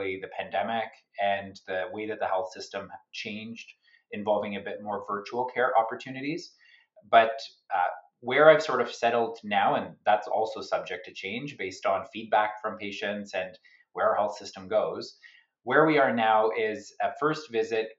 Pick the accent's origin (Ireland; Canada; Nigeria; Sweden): Canada; also born or lived in Sydney, Australia; I'm a Canadian